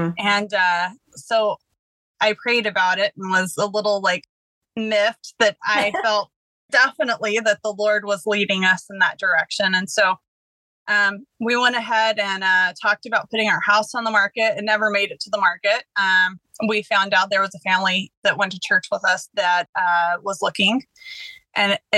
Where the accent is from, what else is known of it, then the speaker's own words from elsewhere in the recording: Texas, United States; moved away as an adult; also born or lived in Ohio; now in West Virginia, United States; I grew up in Texas, lived there still most of my life at this point